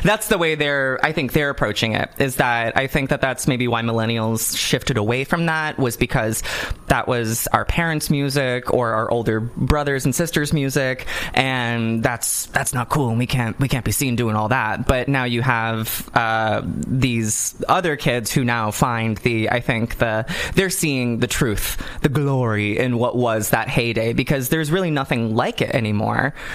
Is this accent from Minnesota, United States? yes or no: no; California, United States; I didn't grow up in a funky part of California. I did grow up in a very lovely part